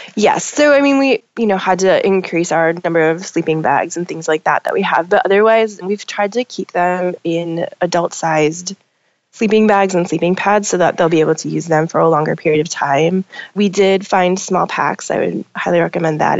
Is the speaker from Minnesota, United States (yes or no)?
yes; Minnesota, United States; moved away as an adult; now in Portland, United States; I grew up in Minnesota.